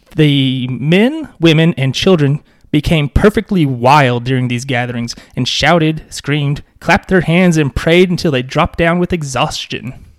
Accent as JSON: {"language": "English", "area": "Pulaski County", "region": "Arkansas", "country": "United States", "tie": "born or raised there", "said": "I grew up in Pulaski County"}